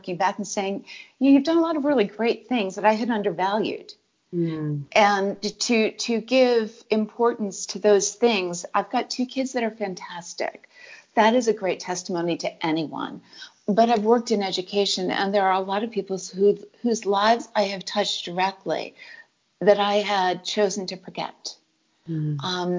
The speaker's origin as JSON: {"language": "English", "region": "Connecticut", "country": "United States", "tie": "born or raised there", "also_born_or_lived": "Arizona / Virginia", "moved": "yes", "lives_now": "California, United States", "said": "born and raised in Connecticut and came back to Connecticut a number of years later."}